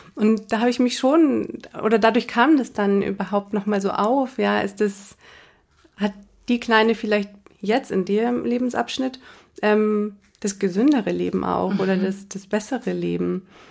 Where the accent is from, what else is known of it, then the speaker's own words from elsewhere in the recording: small town north of Munich, Bavaria, Germany; Also ich bin im Münchner Speckgürtel äh, groß, äh, groß, geworden, ähm, in einer kleinen Stadt im Norden von München